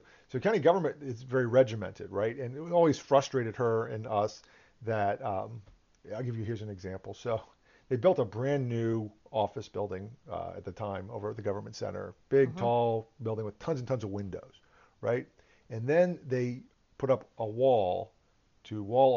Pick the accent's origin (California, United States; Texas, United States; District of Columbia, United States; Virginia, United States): Virginia, United States; Northern; growing up around here and growing up in Northern Virginia